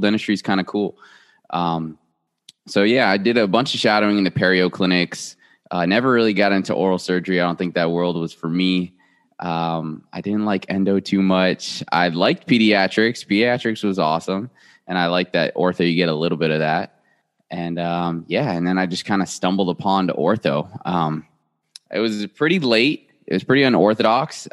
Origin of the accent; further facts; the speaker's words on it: South Florida, United States; moved away as an adult; now in Memphis, United States; born and raised in South Florida